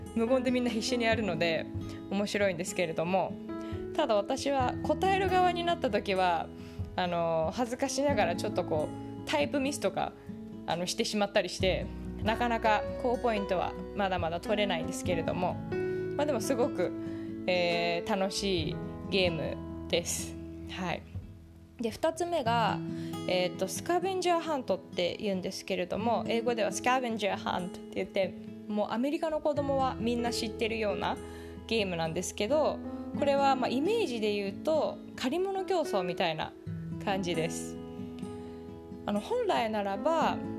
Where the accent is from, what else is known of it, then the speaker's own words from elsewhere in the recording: Tokyo, Japan; moved away as an adult; also born or lived in Singapore / California; now in Silicon Valley, United States; 私の故郷の東京